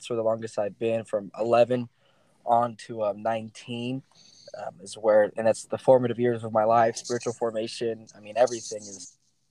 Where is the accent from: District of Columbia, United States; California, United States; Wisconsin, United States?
California, United States; San Diego; born there; also born or lived in Sacramento; I was not born in Sacramento. I was born in San Diego, but I moved – for 3-year periods all my whole life.